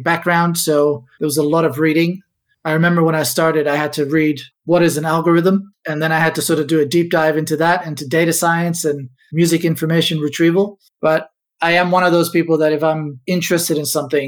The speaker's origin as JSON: {"language": "English", "town": "Ibiza", "region": "Balearic Islands", "country": "Spain", "tie": "born or raised there", "also_born_or_lived": "Amsterdam, Netherlands", "moved": "yes", "lives_now": "Australia", "said": "I was born in Amsterdam many, many years ago, but I actually grew up in Ibiza, small little island in the Mediterranean, part of Spain"}